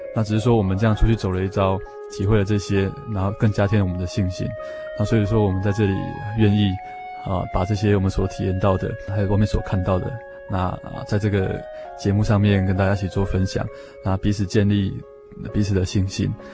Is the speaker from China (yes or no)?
no; Taiwan; 我们台湾的年轻人